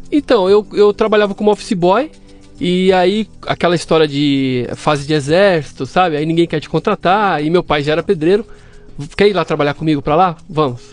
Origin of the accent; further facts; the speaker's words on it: São Paulo, Brazil; also born or lived in Camburi, São Paulo; Eu nasci aqui em São Paulo.